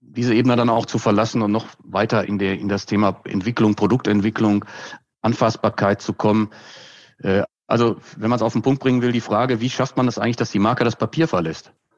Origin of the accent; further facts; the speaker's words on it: Hagen, North Rhine-Westphalia, Germany; now in Franconia, Germany; ich komme aus Westfalen